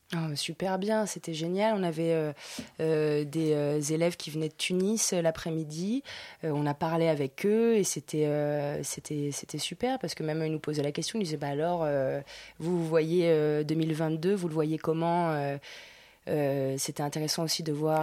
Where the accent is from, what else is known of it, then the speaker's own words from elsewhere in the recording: Nice, Provence-Alpes-Côte d'Azur, France; accent: niçois; moved away; also born or lived in Argentina / Paris; je suis née en Argentine, mais après j'ai habitué à Nice, j'ai fait du niçois